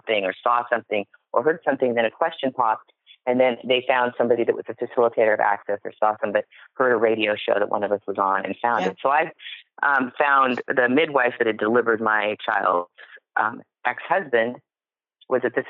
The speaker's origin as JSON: {"language": "English", "town": "Seattle", "region": "Washington", "country": "United States", "tie": "born or raised there", "said": "I was born in 1965 in Seattle, Washington. That's where it started. Right here"}